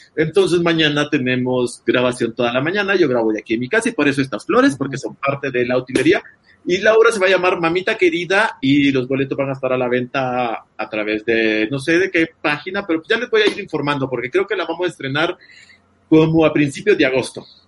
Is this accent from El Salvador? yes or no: yes; El Salvador; yo que soy salvadoreño